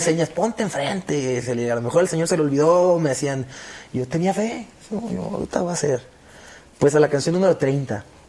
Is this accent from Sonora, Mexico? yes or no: yes; Hermosillo, Sonora, Mexico; moved away as an adult; now in Los Angeles, United States; Yo soy allá de Hermosillo, Sonora, y hace 10 años yo me fui para, para los Estados Unidos.